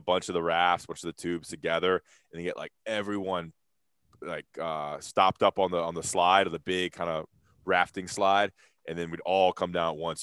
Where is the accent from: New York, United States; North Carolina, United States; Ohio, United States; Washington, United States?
North Carolina, United States; Greensboro; That's my hometown.